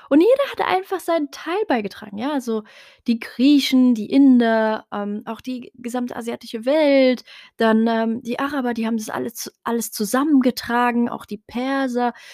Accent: Morocco; first language Tarifit; German is a second language; Und das Gleiche gilt eben auch für meine Muttersprache, also Tarifit, hm, was eben eine Tamazir, also eine Untergruppe der Tamazirt-Sprachen generell ist.

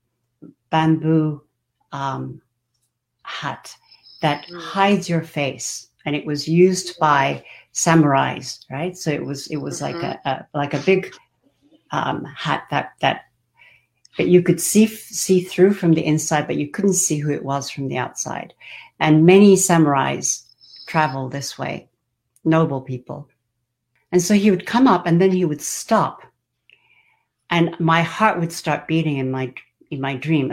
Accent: Japan; So I was born in Japan.

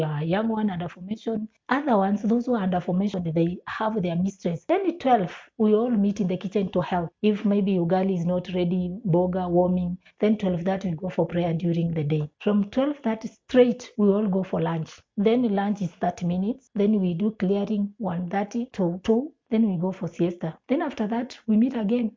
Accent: Eastern Province, Kenya; moved away as an adult; also born or lived in Western, Kenya; now in Nairobi, Kenya; I come from Eastern.

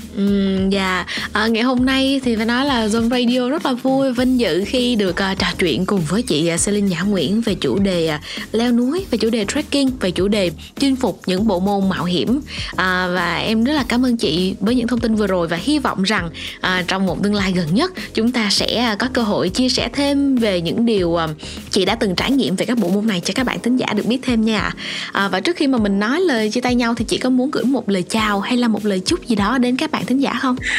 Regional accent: Vietnam; ở việt nam của chúng ta

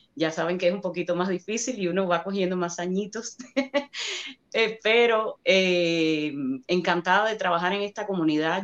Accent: Cuba; accent: Cuban; now in United States; Los actores cubanos tenemos el, lo que le llaman el problema del acento

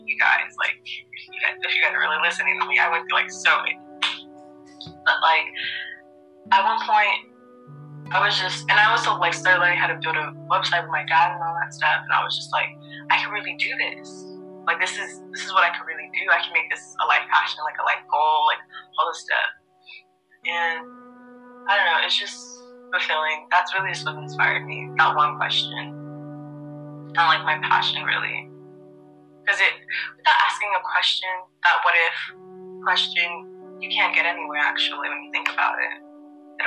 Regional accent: United States; we're from America. We have the American perspective.

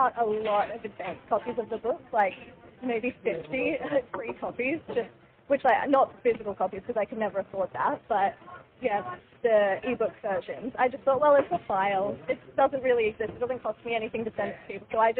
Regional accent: Sunshine Coast, Queensland, Australia; also born or lived in New Zealand; So I grew up on the Sunshine Coast. I was born in New Zealand, but I moved here when I was a baby.

